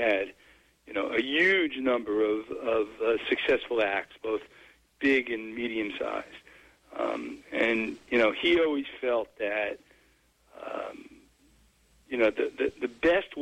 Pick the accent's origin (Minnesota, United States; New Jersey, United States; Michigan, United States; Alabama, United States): New Jersey, United States; I grew up in Jersey